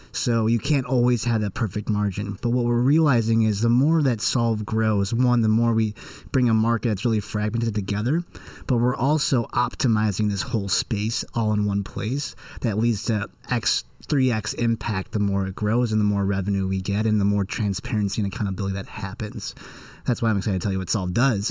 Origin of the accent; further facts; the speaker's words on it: Wilmette, Illinois, United States; growing up in Wilmette